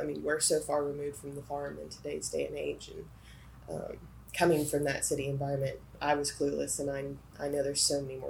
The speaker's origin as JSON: {"language": "English", "area": "Gwinnett County", "region": "Georgia", "country": "United States", "tie": "born or raised there", "said": "I grew up in Gwinnett County. I went to school in the inner side of Atlanta"}